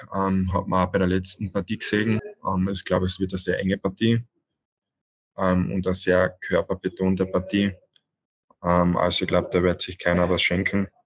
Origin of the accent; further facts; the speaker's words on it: Villach, Carinthia, Austria; Und natürlich in Villach, wo ich eigentlich wirklich aufgewachsen bin in der Halle, so viel Stunden verbracht habe